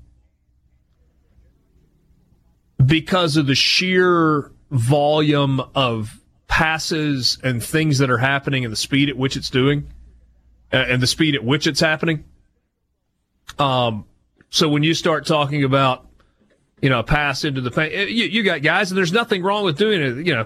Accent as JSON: {"language": "English", "region": "North Dakota", "country": "United States", "tie": "born or raised there", "moved": "yes", "said": "growing up in North Dakota"}